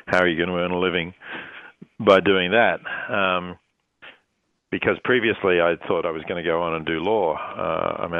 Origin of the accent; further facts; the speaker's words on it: Australia; moved away; growing up in Australia, where meat was plentiful and inexpensive